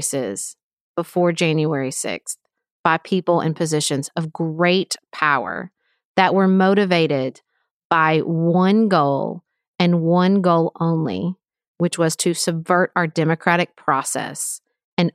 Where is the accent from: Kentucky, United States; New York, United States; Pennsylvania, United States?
Kentucky, United States; Paducah; from my hometown of Paducah, Kentucky